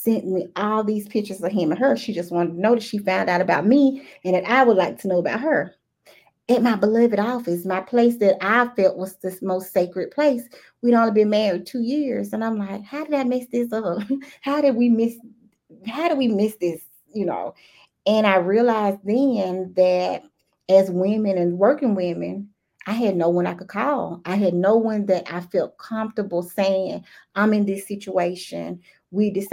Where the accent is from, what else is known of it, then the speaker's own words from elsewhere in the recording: the South, United States; accent: Southern; super Southern.